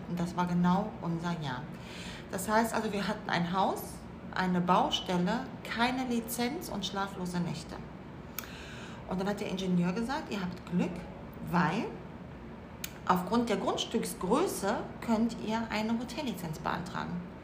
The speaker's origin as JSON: {"language": "German", "town": "Cologne", "region": "North Rhine-Westphalia", "country": "Germany", "moved": "as an adult", "lives_now": "Mallorca, Spain", "said": "sind aus Köln"}